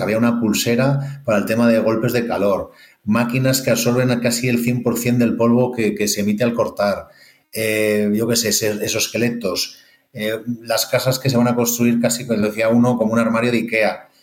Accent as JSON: {"language": "Spanish", "town": "El Espinar", "region": "Castile and León", "country": "Spain", "said": "como soy segoviano del Espinar"}